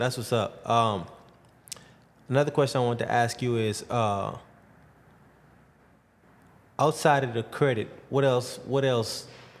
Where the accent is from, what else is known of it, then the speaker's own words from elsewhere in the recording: Bahamas; now in Houston, United States; I'm from the Bahamas originally. Okay. Yeah, born and raised in the Bahamas.